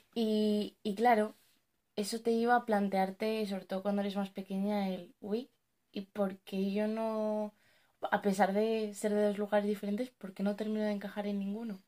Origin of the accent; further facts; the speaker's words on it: Spain; also born or lived in Morocco (parents' origin); hemos nacido en España o bueno, nos hemos criado toda nuestra vida aquí